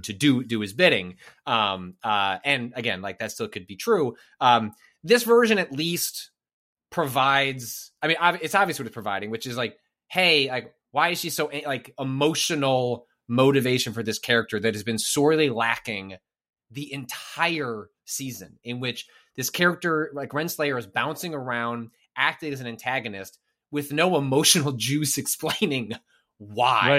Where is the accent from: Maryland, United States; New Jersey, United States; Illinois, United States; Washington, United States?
Illinois, United States; northwest suburbs of Chicago; I'm from the northwest suburbs.